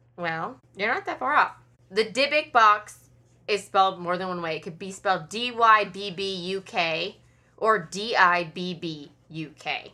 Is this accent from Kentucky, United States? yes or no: yes; Kentucky, United States; I'm from Kentucky and I live in Kentucky